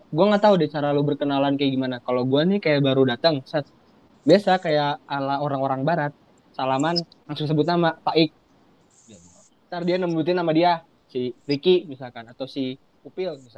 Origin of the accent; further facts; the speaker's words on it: Bogor, West Java, Indonesia; kan gue orang Bogor lah ya gue orang Bogor kan